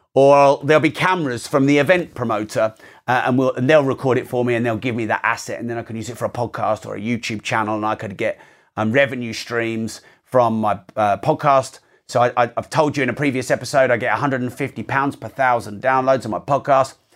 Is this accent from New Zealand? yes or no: no; United Kingdom; I'm very British